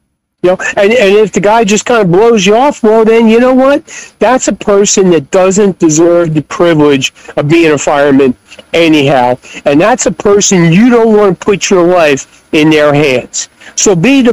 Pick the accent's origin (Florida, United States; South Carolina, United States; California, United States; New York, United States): New York, United States; Long Island, outside New York City, United States; moved away as an adult; also born or lived in Fort Bragg, North Carolina / Durham, North Carolina / Cherry Hill, New Jersey; I grew up out on Long Island, outside New York City.